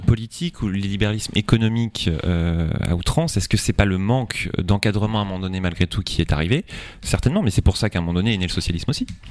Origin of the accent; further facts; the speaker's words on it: Centre-Val de Loire, France; Chez nous, en Indre-et-Loire